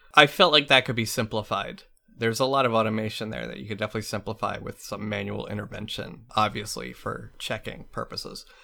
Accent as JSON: {"language": "English", "country": "United States"}